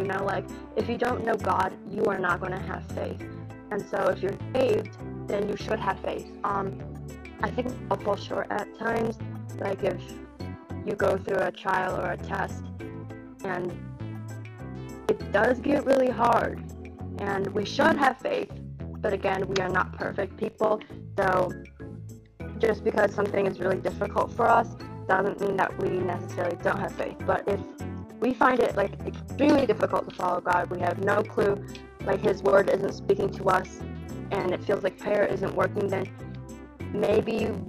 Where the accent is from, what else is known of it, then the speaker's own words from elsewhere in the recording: Wisconsin, United States; I'm from Wisconsin in the United States, and I am 15 years old.